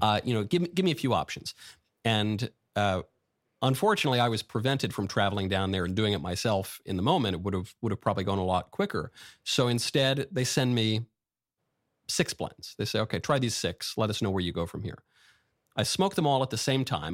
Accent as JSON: {"language": "English", "region": "New York", "country": "United States", "tie": "born or raised there", "said": "I grew up in New York"}